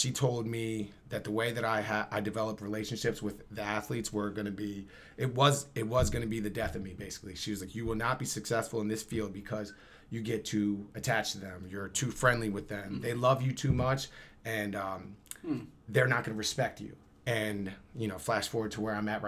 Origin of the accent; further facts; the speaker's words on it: Camden, New Jersey, United States; I'm from Camden